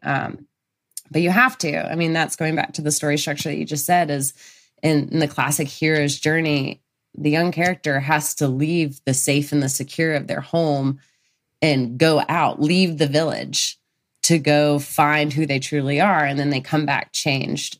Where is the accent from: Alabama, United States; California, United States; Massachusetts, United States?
Alabama, United States; Birmingham; moved away; I'm from Birmingham, Alabama originally